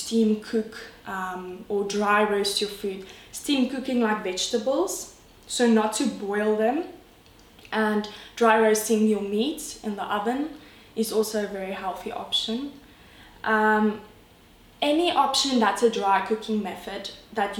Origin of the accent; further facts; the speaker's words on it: South Africa; I'm from South Africa, enjoying the Cape Town life